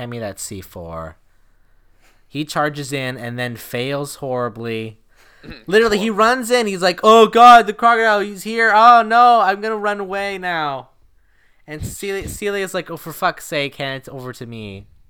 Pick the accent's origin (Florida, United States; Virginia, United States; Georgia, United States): Florida, United States; And because I'm from Florida, I know it's underneath.